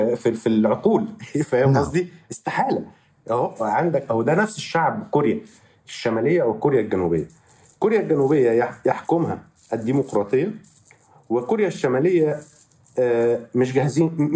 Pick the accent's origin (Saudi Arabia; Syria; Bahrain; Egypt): Egypt; born or raised there; moved away as an adult; now in Barcelona, Spain